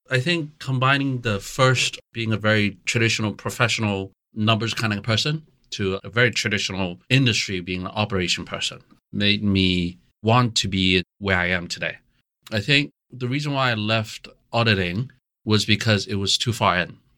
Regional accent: Hong Kong; also born or lived in United States; I mean, I'm Chinese, but I grew up in Hong Kong and U.S. predominantly in my life. I've never lived and worked in China prior to that.

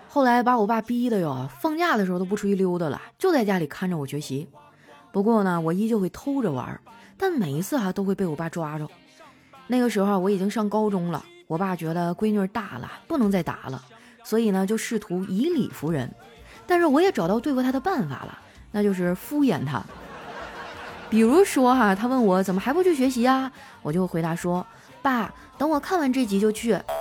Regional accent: Heilongjiang, China; 我老家是黑龙江的嘛，不靠海，所以那次是我第一次吃海鲜

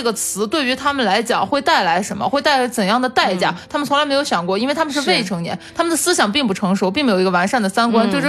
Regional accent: China; 但是并不是说你把死字从字典中删除，我们中国人民就都能永生了。

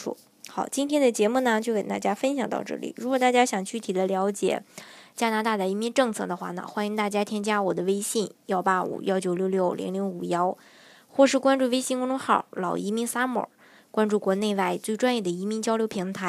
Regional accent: China; 成长在中国的我们

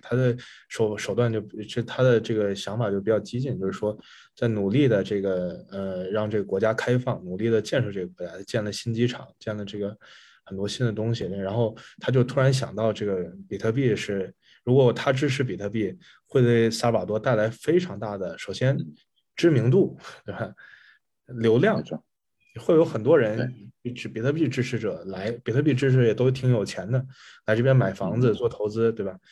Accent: China; moved away; 作为中国人来讲，你也很难想象这种事情

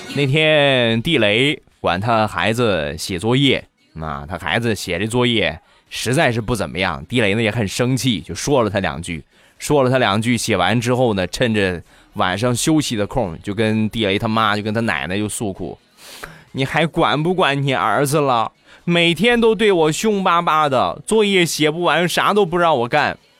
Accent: Shandong, China; 我们山东啊方言

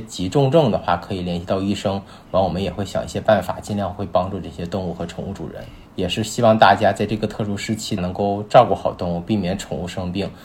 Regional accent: Yichun, Heilongjiang, China; now in Beijing, China; 我家是东北的嘛，是很对。那个恒隆江一春的

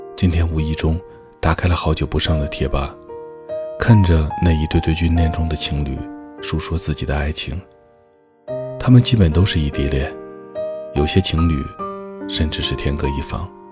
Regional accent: Chongqing, China; 我是重庆人，双方又都是独生子女，不可以丢下家里的一切

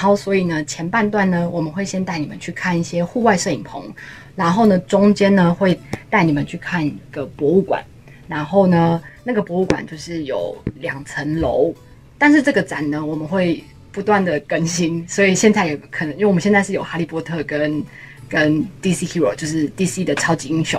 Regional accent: Taiwan; now in Los Angeles, United States; 我来自台湾

